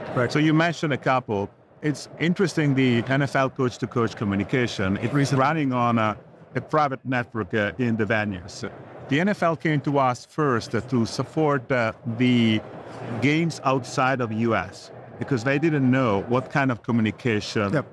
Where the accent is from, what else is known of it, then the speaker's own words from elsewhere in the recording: Italy; moved away as an adult; also born or lived in California, United States; now in New Jersey, United States; I came from Italy. I'm Italian.